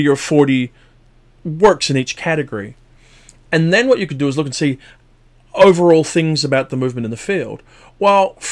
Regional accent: Belfast, Northern Ireland, United Kingdom; moved away; I'm from Belfast

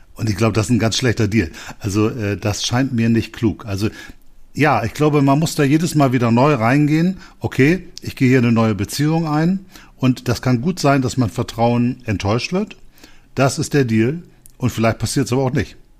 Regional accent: Bremen, Germany; Ich komme ja aus Bremen

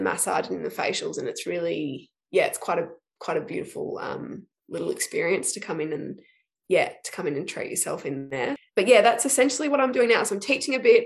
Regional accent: Shepparton, Victoria, Australia; also born or lived in Melbourne; I grew up in Shepparton, um, so country country kid, grew up out of town, and then moved to Melbourne

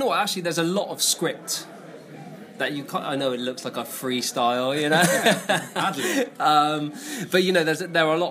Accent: Bristol, South West England, United Kingdom; I've lived in Bristol my whole life

